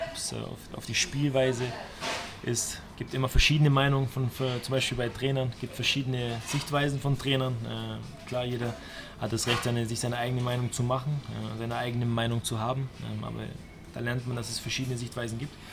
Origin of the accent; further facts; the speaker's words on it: Stuttgart, Baden-Württemberg, Germany; ich bin in Stuttgart groß geworden und äh, ich habe da damals die große Zeit vom VfB äh, mitgenommen.